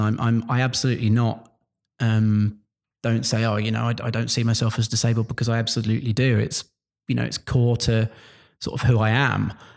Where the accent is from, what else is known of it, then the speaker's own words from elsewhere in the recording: Luton, East of England, United Kingdom; I'm from Luton originally. You can tell by the way I dropped my T's there.